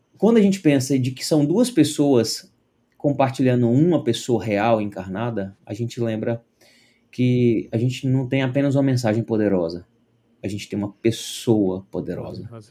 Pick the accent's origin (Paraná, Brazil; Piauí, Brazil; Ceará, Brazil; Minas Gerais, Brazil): Minas Gerais, Brazil; Uberaba; na igreja presbiteriana de Uberaba, onde eu cresci